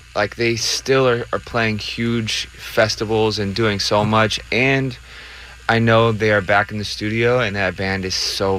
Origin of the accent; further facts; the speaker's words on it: Riverside, California, United States; legends in Riverside where I grew up.